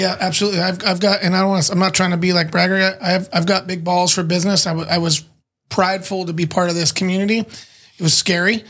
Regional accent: San Diego, California, United States; I'm not born in Chula, but I'm born and raised in San Diego.

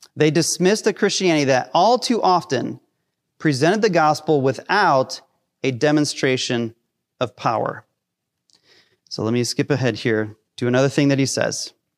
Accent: Hinckley, Ohio, United States; I grew up in Hinckley

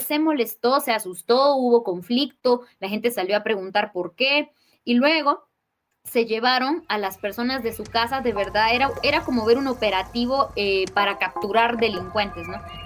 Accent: Totonicapán, Guatemala; soy maya quiche, nací y vivo en Totonicapán, en Guatemala

